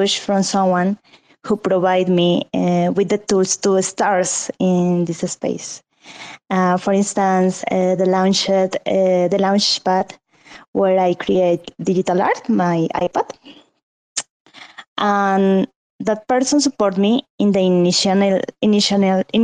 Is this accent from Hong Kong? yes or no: no; Colombia; English is a second language; I am from Colombia